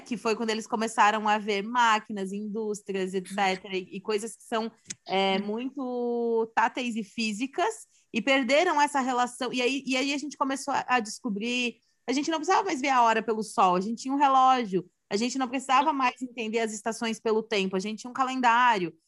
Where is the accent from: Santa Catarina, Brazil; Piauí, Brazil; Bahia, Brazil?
Santa Catarina, Brazil; sou de Santa Catarina